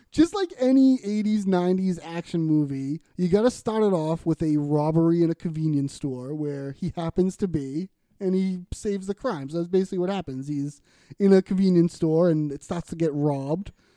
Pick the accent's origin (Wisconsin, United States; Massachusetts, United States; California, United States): Massachusetts, United States; Boston; accent: Boston; we're from Boston. People have mentioned our Boston accents